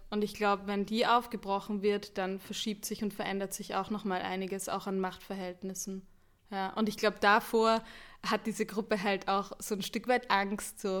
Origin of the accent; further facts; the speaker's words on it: Austria; Ich bin Österreicherin. Ich dachte mir, ich nehme auch eine Band aus Österreich.